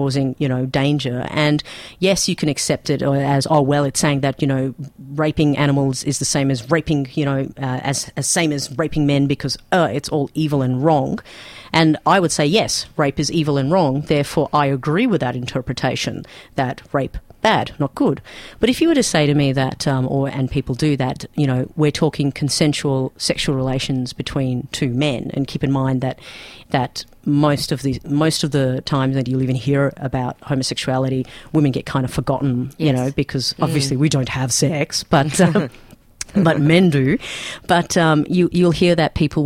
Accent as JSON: {"language": "English", "country": "Pakistan", "moved": "yes", "lives_now": "Melbourne, Australia", "said": "I come from Pakistan"}